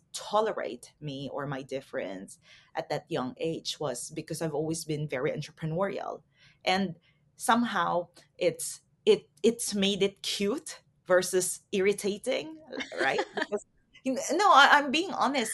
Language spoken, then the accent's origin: English; Philippines; also born or lived in Taiwan; I'm Filipina, and growing up in the Philippines, it's a very conservative culture